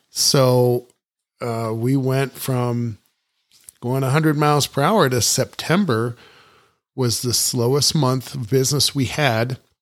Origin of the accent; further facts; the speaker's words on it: Ohio, United States; moved away; also born or lived in New Mexico; growing up in Ohio